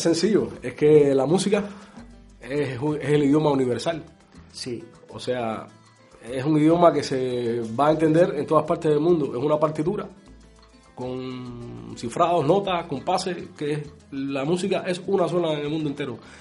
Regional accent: Cuba; moved away as an adult; now in Tenerife, Spain; somos un grupo de amigos cubanos que venimos de Cuba

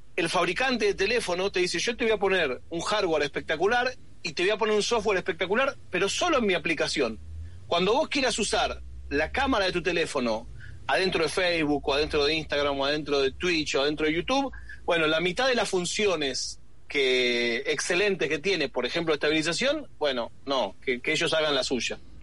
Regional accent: Buenos Aires, Argentina; yo me crié en Buenos Aires

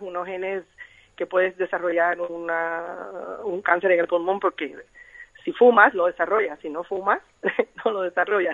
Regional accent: Cuba; soy cubana como dijiste

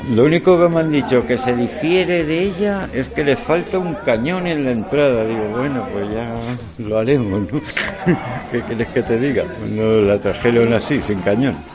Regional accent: Catalonia, Spain; Yo soy catalán

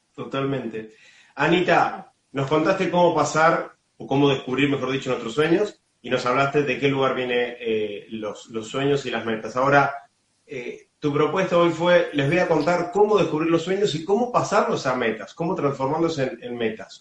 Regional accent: Casilda, Santa Fe, Argentina; mi Casilda natal

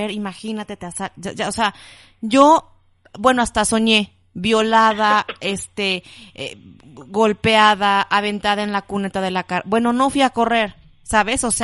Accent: Coatepec, Veracruz, Mexico; now in Mexico City, Mexico; de Coatepec, Veracruz

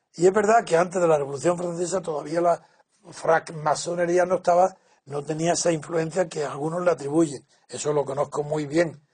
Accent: Spain; creo que conozco muy bien a mi pueblo, mi sociedad, lo que, mi país, mi cultura, la eh, España

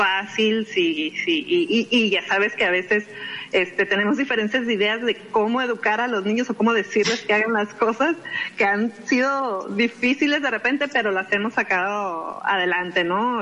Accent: Mexicali Valley, Baja California, Mexico; vengo del Valle de Mexicali, ahí me criaron

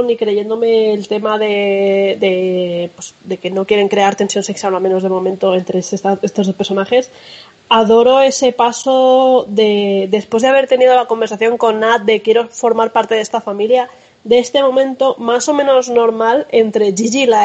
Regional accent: France; Puede ser que como soy francesa

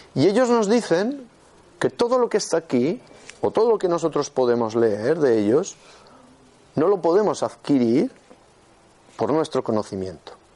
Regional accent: Huesca, Aragon, Spain; soy de Huesca

